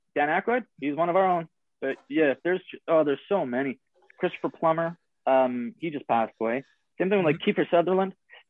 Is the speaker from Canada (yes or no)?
yes; Canada; as a Canadian